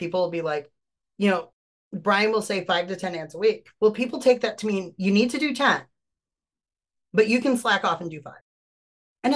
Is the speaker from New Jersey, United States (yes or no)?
no; Wisconsin, United States; I'm from Wisconsin. And as I said in this video, I'm a fat kid from Wisconsin